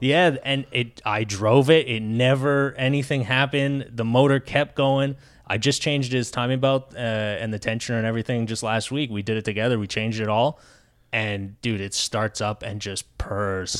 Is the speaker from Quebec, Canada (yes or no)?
yes; Quebec, Canada; now in United States; I'm from Quebec